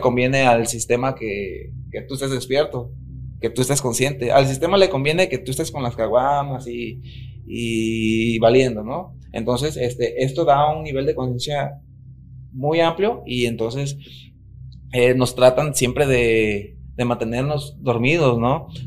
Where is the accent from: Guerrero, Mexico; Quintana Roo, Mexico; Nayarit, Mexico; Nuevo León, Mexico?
Nayarit, Mexico; la cultura de, de donde yo vengo, que es Nayarit